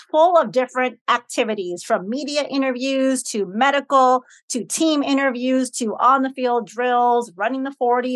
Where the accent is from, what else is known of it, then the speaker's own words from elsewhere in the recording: Chicago, Illinois, United States; I'm from Chicago